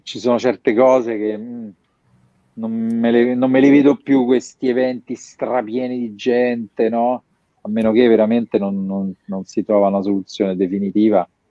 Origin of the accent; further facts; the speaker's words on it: Rome, Lazio, Italy; pur essendo romano